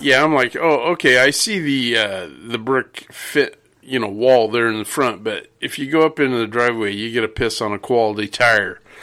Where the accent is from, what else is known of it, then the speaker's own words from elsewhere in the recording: Redding, California, United States; when I was a kid, I grew up in Redding, California